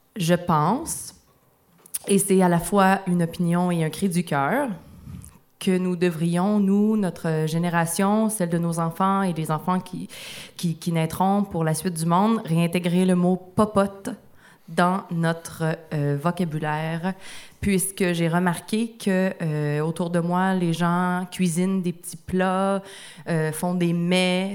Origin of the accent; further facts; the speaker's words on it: Rouyn-Noranda, Quebec, Canada; dans, la ville où j'ai grandi, à Rwanda, il y avait un café littéraire par mois